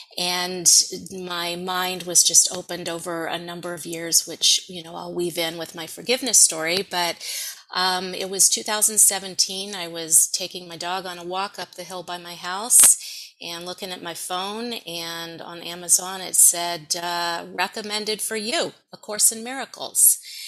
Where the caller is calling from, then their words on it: Encino, California, United States; I am in Encino, California, which is a suburb of Los Angeles.